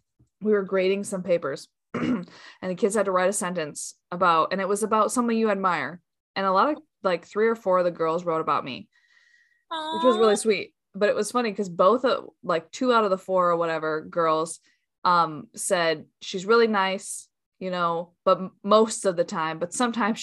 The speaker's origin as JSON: {"language": "English", "region": "Michigan", "country": "United States", "tie": "born or raised there", "said": "Yeah, so we grew up together in Northern Michigan."}